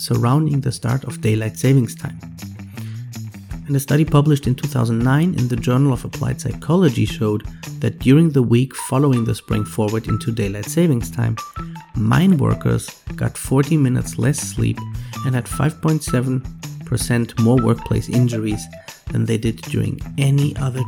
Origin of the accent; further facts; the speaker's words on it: Siegen, North Rhine-Westphalia, Germany; now in Monterrey, Mexico; my hometown, Siegen in Germany